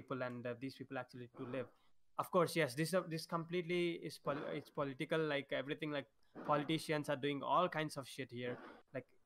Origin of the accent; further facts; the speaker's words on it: India; I'm Indian.